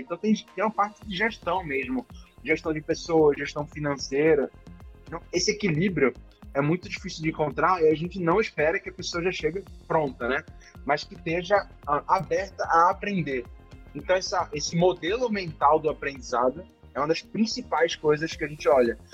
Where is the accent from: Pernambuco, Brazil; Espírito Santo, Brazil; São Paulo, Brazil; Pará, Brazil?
Pernambuco, Brazil; Recife; Recife, que é de onde eu sou